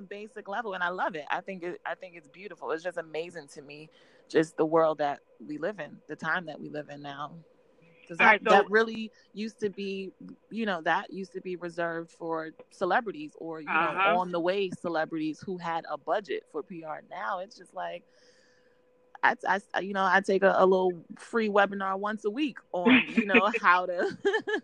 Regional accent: New York City, New York, United States; now in Miami, United States; I'm from Brooklyn. I'm born and raised in New York City. And I live in Miami now.

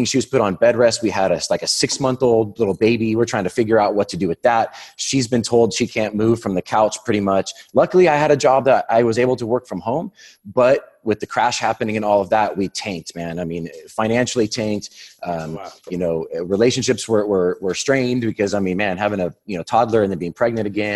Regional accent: Whittier, California, United States; I was born in Whittier, California, and a small little suburb out here in Southern California

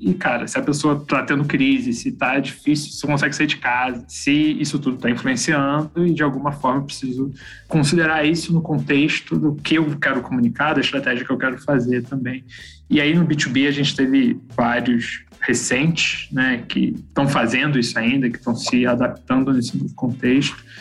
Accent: Petrópolis, Rio de Janeiro, Brazil; sou de Petrópolis, uma cidadezinha lá, região Serrano do Rio

